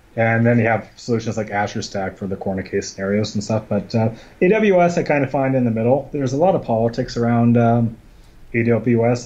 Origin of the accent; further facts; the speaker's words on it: Scotland, United Kingdom; also born or lived in Vancouver / Calgary; now in Canada; I am Scottish